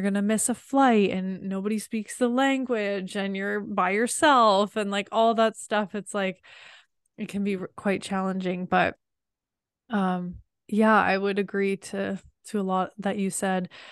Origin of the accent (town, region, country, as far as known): Canada; born or raised there